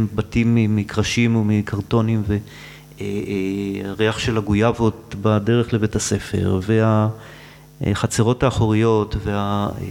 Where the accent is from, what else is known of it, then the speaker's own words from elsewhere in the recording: Tel Aviv, Tel Aviv District, Israel; גדלתי בשולי העיר, אה, זה המקום שבו העיר והטבע נפגשים